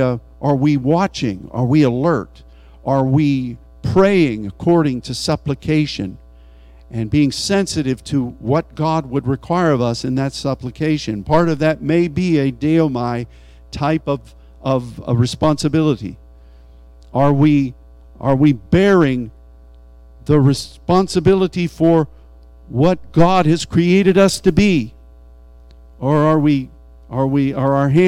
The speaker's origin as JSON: {"language": "English", "country": "United States", "said": "as an American"}